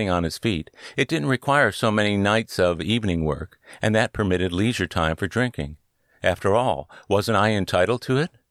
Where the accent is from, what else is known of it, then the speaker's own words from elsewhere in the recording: Cleveland, Ohio, United States; was from my hometown of Cleveland.